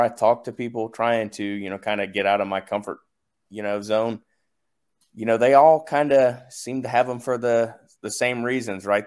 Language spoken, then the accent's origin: English; the South, United States; I'm from the South